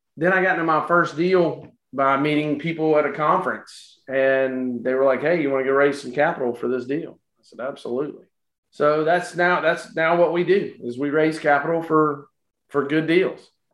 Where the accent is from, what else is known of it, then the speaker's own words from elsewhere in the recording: Florence, South Carolina, United States; now in Charleston, United States; Originally from uh, Florence, South Carolina. Now living here in Charleston